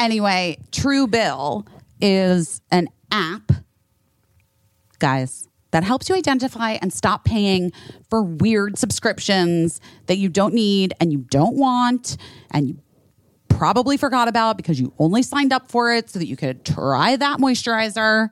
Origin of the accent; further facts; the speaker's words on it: Scottsdale, Arizona, United States; a kid growing up in Scottsdale, Arizona